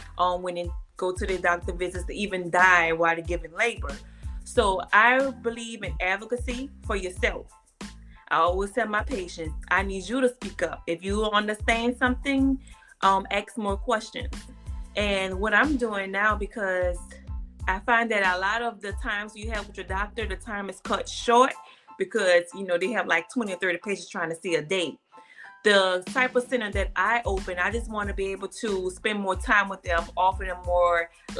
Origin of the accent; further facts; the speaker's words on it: New Orleans, Louisiana, United States; now in Houston, United States; I'm operated out here in Houston, Texas, but I'm from New Orleans, right where Donna's from